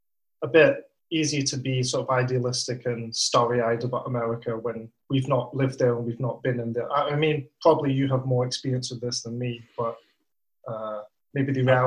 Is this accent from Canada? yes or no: no; Bathgate, Scotland, United Kingdom; born or raised there